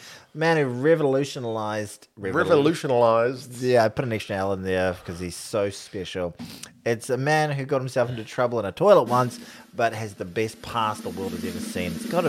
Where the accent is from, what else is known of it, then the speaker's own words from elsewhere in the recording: New Zealand; as a Kiwi